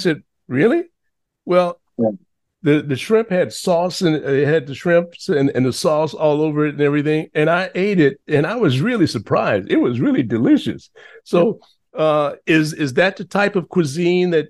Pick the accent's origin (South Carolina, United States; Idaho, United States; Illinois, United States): Illinois, United States; Chicago; now in New York City, United States; I was conceived in New Orleans, but I was born in Chicago